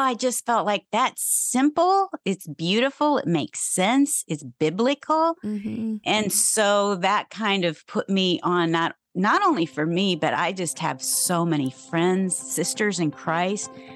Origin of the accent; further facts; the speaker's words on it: Ohio, United States; I grew up in Ohio